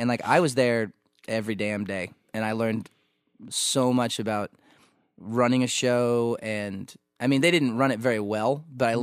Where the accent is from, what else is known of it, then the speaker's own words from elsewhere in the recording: Missouri, United States; growing up in Missouri